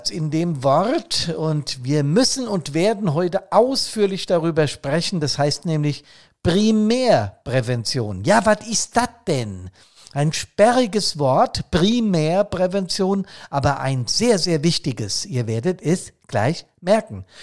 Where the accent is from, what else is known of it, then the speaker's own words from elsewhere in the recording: Bad Soden, Hesse, Germany; hier in meiner Heimatstadt, ich habe es im letzten Podcast erzählt, ist es ja auch passiert. Bad Soden war mal wieder ein kleiner See